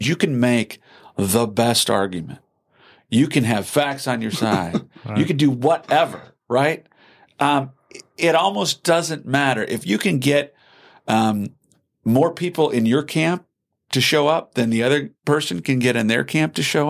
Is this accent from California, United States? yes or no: no; Wisconsin, United States; I'm always coming from Wisconsin. You know, we have it's the home of progressivism.